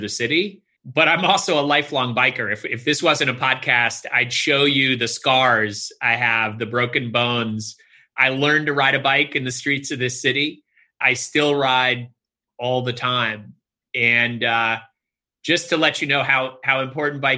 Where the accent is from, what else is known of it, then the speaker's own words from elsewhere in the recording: New York City, New York, United States; my roots growing up in New York City